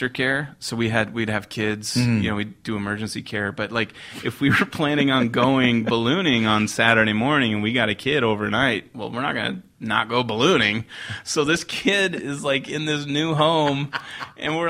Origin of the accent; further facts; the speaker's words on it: Phoenix, Arizona, United States; growing up in Arizona